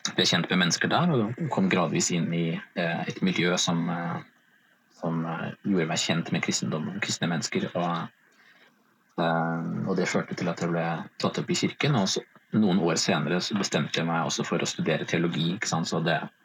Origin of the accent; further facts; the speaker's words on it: Vestby, Akershus, Norway; kommer jeg fra og bor i Follo, altså Vestby utenfor eh, Oslo